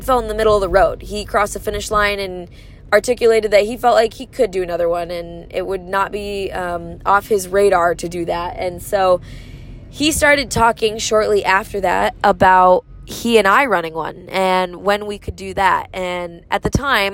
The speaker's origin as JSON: {"language": "English", "region": "Michigan", "country": "United States", "tie": "born or raised there", "said": "it's in my home state"}